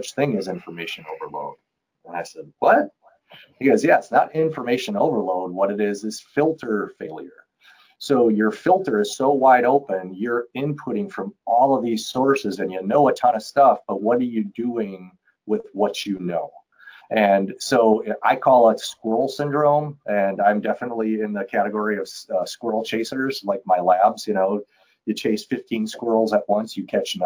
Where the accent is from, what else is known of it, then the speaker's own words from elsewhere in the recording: Milwaukee, Wisconsin, United States; I grew up in Milwaukee, so I'm a Brewers fan by nature